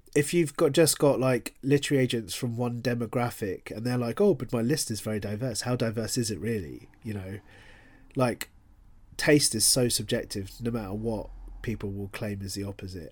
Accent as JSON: {"language": "English", "region": "London", "country": "United Kingdom", "tie": "born or raised there", "moved": "as an adult", "lives_now": "Bristol, United Kingdom", "said": "I'm a classic Londoner in that I grew up in London"}